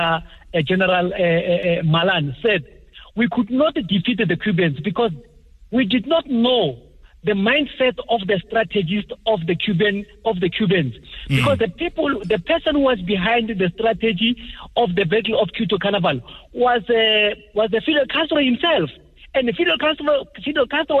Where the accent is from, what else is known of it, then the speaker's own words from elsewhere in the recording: South Africa; us as South African people